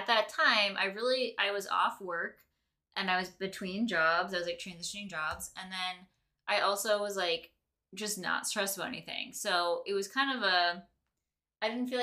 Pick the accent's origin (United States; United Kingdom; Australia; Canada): United States; Lake Michigan, Midwest; we grew up in Lake Michigan